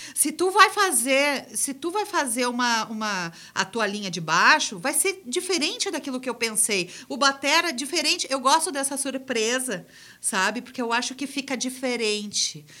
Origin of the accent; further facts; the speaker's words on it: Gramado, Rio Grande do Sul, Brazil; eu sou de Gramado, ele eh, fez um testezinho numa, na escola onde eu estudava e, e me convidou para fazer parte de um coral, do primeiro coral infantil de Gramado